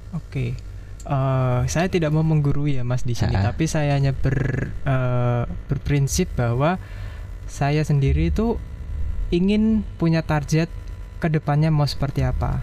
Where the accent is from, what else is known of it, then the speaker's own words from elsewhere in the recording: Jepara, Central Java, Indonesia; saya berasal dari Jepara